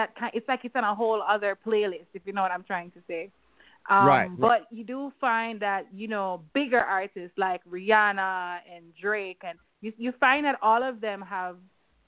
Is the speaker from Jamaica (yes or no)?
yes; Jamaica; Being a Jamaican artist